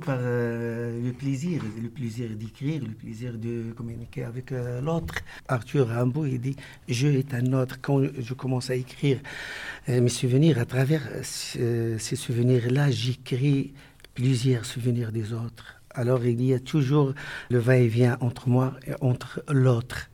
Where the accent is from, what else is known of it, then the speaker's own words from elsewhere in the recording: Morocco; also born or lived in Strasbourg; Je suis un écrivain marocain